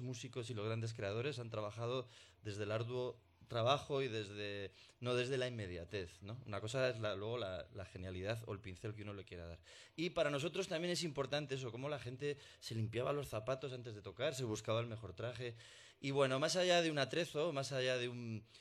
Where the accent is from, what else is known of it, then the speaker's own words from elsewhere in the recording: Burgos, Castile and León, Spain; Dos mendas de Burgos